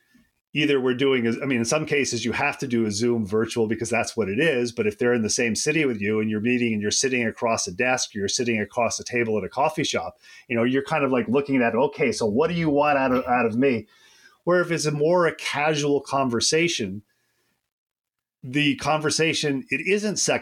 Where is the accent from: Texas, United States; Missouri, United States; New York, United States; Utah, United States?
New York, United States; upstate; moved away as an adult; also born or lived in Kentucky / Georgia / Alabama / Florida; I grew up in upstate New York.